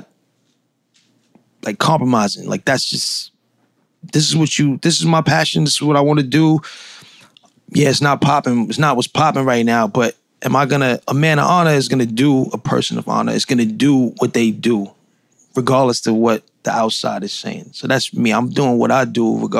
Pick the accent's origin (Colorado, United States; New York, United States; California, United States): New York, United States; New York City; I'm from Brownsville, Brooklyn.